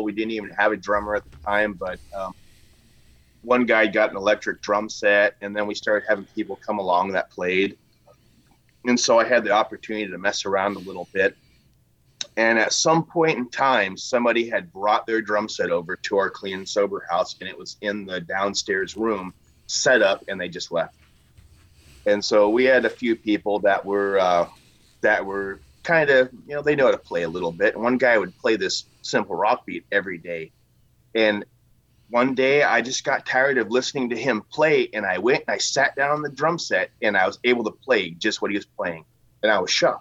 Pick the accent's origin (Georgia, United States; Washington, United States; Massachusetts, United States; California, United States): Washington, United States; I'm a native of Washington